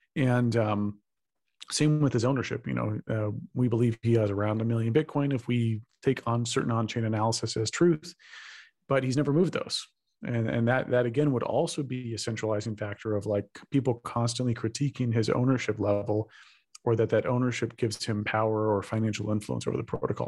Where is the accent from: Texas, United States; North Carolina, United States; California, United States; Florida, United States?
Texas, United States; I'm from Texas